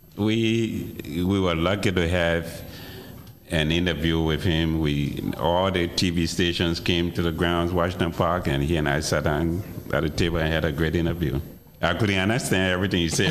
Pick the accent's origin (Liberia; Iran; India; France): Liberia; moved away as an adult; also born or lived in Evanston, Illinois; now in Chicago, United States; I've lived in Chicago longer than I've lived in my home country, my birth country, which is Liberia. I came here in 76 to go to school